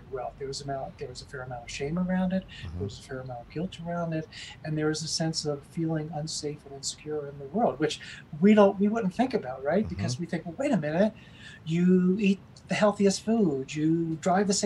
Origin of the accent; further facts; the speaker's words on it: United States; also born or lived in Amsterdam; as a white privileged male growing up in America